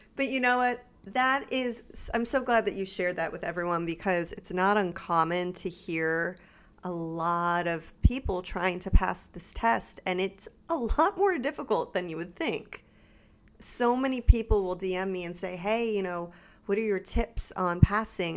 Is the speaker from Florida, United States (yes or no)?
yes; South Florida, United States; also born or lived in California; now in Central Florida, United States; I was raised in South Florida